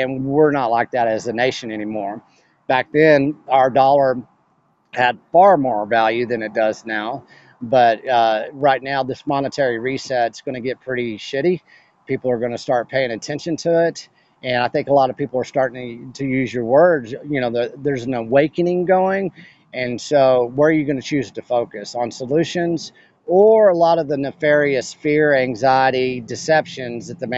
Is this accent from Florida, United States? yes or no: no; West Texas, United States; moved away as an adult; also born or lived in Austin, Texas; I come from West Texas. This is cattle country. That's why I started the Beef Initiative, is because I'm from cattle country, right?